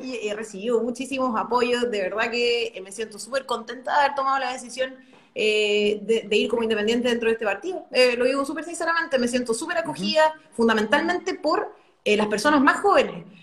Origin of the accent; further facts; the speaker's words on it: Concepción Province, Biobío, Chile; Yo nací y crecí en, este, en esta región, en este distrito, en esta provincia en realidad, porque es la provincia de Concepción